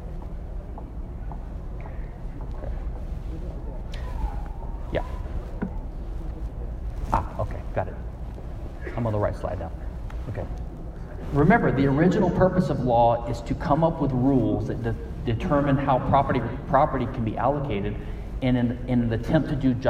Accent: Louisiana, United States; my home state, Louisiana

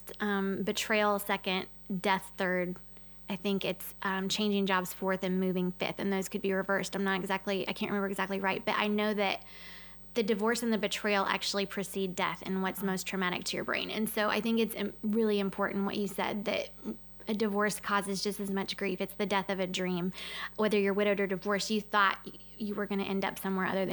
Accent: Tennessee, United States; I'm from Tennessee

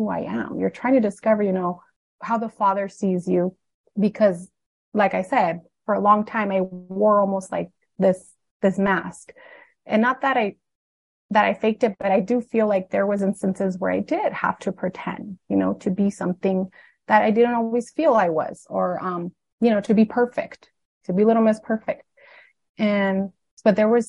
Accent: Arizona, United States; also born or lived in Needles; And so I grew up in Arizona, mostly. Most of my life was in Arizona, but they were pastoring a church in Nevada.

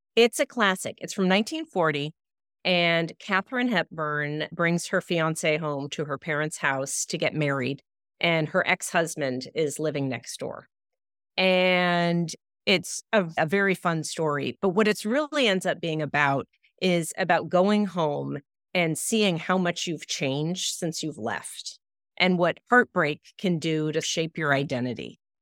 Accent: Los Angeles, California, United States; I grew up in Los Angeles, so my childhood really took place largely at the beach.

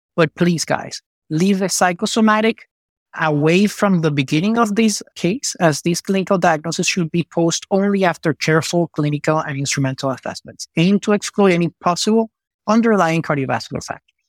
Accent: Venezuela; moved away as an adult; also born or lived in Chicago / Miami; now in Houston, United States; I was born and raised in Venezuela

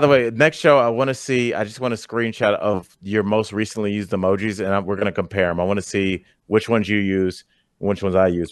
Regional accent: Cleveland, Ohio, United States; that's my hometown, so Cleveland

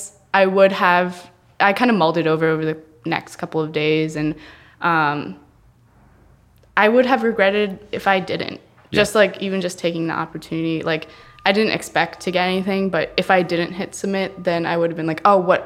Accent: Cincinnati, Ohio, United States; So I grew up in Cincinnati. I was born and raised in Cincinnati.

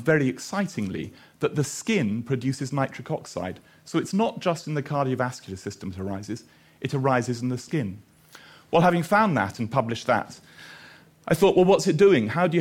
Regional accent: Edinburgh, Scotland, United Kingdom; also born or lived in Australia / Aberdeen; I'm from Edinburgh.

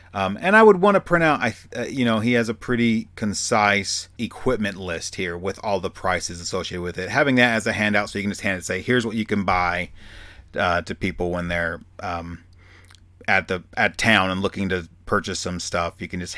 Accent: Arkansas, United States; accent: Southern; I got real Southern right there at the end there because I'm from Arkansas.

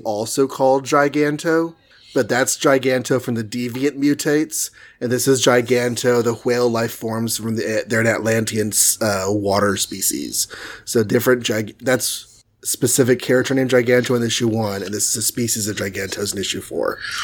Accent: Texas, United States; I'm from Texas

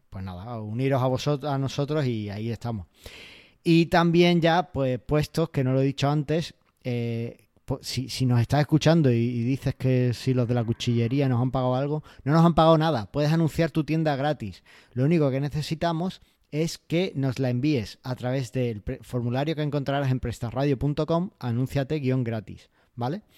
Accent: Almería, Andalusia, Spain; Y para los que somos de Almería lo entendemos perfectamente.

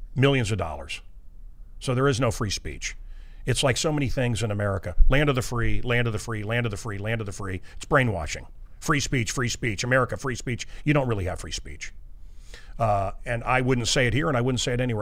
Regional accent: Kansas City, Missouri, United States; I heard those as kids growing up in Kansas City, Suicide Falls, Missouri

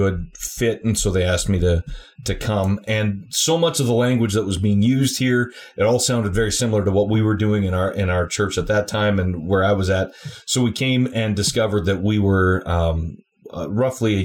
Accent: Alberta, Canada; I'm Albertan

